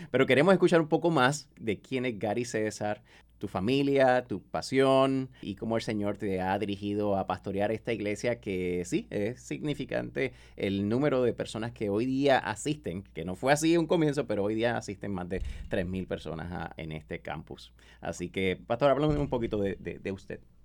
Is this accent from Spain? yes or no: no; Mexico; decimos en mi país, en el casco de México